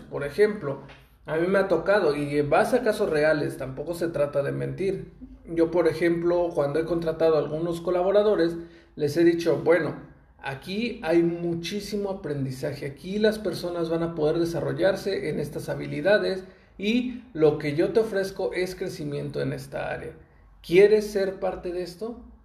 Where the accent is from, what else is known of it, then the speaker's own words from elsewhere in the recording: Mexico; yo soy de México y en México tenemos esa costumbre